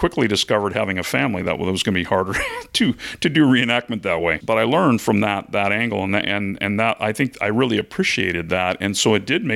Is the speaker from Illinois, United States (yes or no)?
no; Seattle, Washington, United States; I was out on the West Coast because I'm from the Seattle area